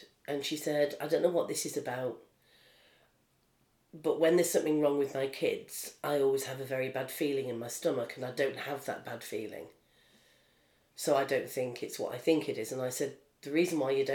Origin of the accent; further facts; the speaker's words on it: North East England, United Kingdom; now in London, United Kingdom; I was raised in the Northeast